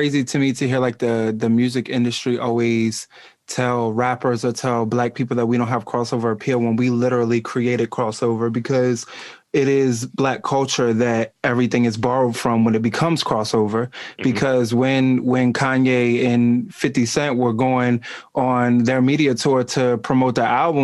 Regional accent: Eastern Shore, Maryland, United States; now in Baltimore, United States; I was born on the Eastern Shore and like that's where I was raised

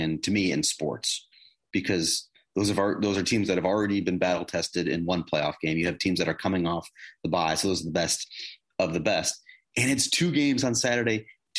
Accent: Western New York, United States; I grew up in Western New York

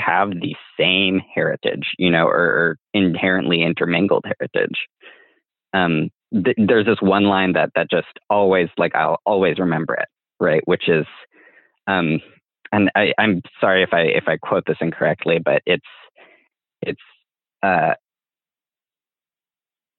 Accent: United States; I have Mexican ancestral heritage, right? But I grew up in the US

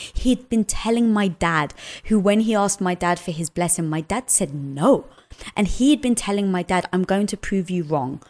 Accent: London, United Kingdom; moved away; also born or lived in Cyprus (family origin); I was brought up in London

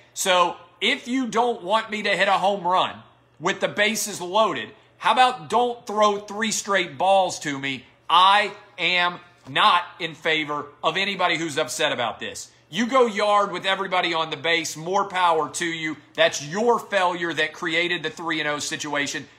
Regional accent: Tennessee, United States; born or raised there

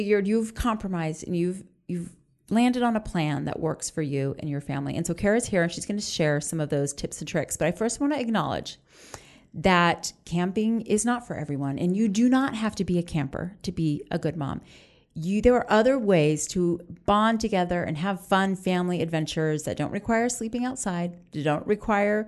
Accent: Orlando, Florida, United States; We grew up in Orlando

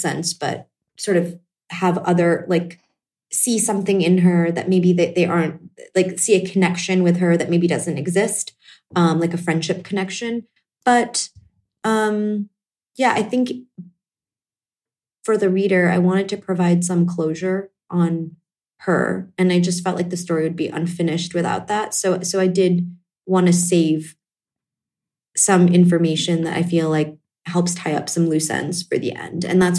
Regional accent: Northeast, United States; based on my own life experiences as an Indian American, having parents who are first generation, growing up in the Northeast in a fairly homogenous town

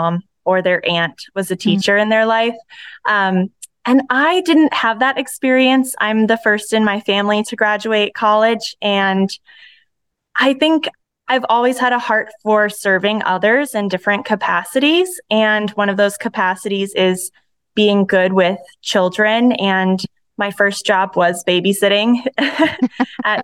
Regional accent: Holland, Michigan, United States; moved away as an adult; also born or lived in Phoenix, Arizona; now in Arizona, United States; I grew up, born and raised in West Michigan, the town of Holland

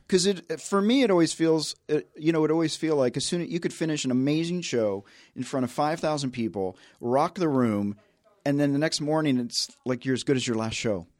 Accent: Tennessee, United States; I grew up in the South

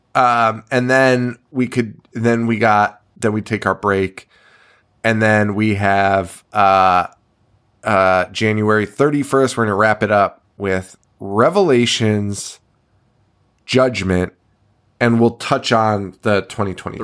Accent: Connecticut, United States; we're from Connecticut.

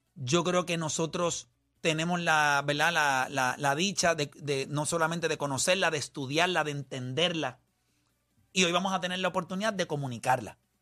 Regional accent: Puerto Rico; somos los peloteros puertorriqueños

